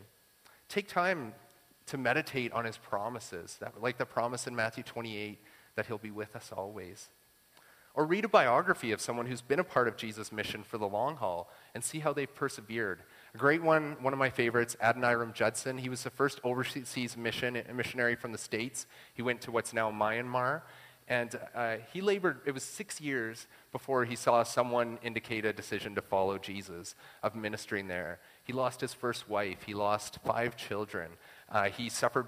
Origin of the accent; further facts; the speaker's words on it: Saskatchewan, Canada; I'm from Saskatchewan